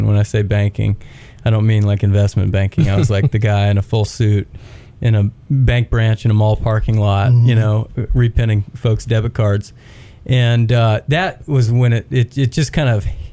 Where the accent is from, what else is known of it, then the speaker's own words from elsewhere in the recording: Knoxville, Tennessee, United States; moved away as an adult; also born or lived in Texas / Auburn, Alabama / Birmingham, Alabama; now in Chattanooga, United States; I grew up in Knoxville, actually. I was born in Texas and then moved to Knoxville, Tennessee, pretty early on